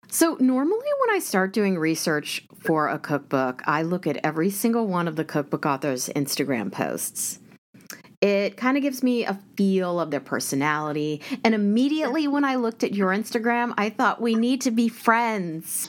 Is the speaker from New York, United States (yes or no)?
no; Prairie Village, Kansas, United States; we are from the same hometown